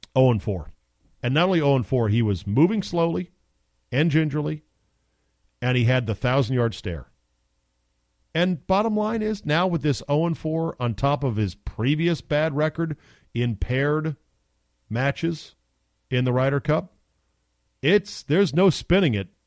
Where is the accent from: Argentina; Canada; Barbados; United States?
United States; I'm American